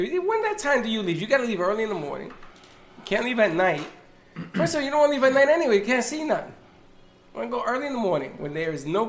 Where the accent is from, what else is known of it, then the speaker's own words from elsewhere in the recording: New York City, New York, United States; I was from the Bronx.